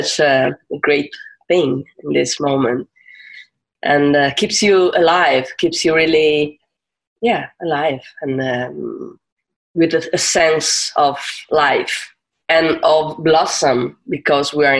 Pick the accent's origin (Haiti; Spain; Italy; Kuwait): Italy; Turin, Piedmont; I'm from Torino. I live in Torino, which is North Italy